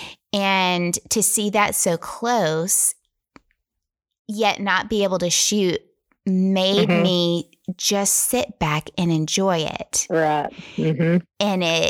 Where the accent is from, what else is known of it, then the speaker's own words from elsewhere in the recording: Tennessee, United States; I'm from Tennessee